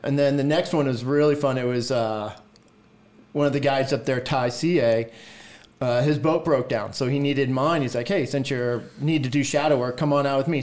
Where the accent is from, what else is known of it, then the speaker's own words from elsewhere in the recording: Orange County, California, United States; also born or lived in Mammoth Lakes, California / San Diego, California; growing up in uh, Orange County